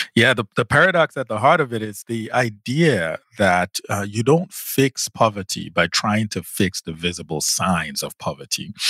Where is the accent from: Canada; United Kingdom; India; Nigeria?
Nigeria; growing up in Nigeria